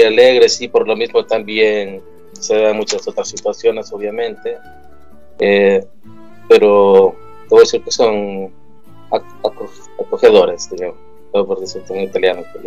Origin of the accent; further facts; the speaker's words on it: El Salvador; moved away as an adult; now in Sicily, Italy; yo soy del Salvador, de Centroamérica